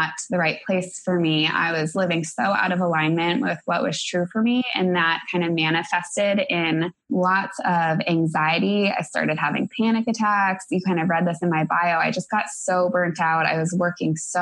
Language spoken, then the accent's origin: English; Denver, Colorado, United States; moved away as an adult; also born or lived in Atlanta, Georgia / Minneapolis, Minnesota; I grew up in Denver, Colorado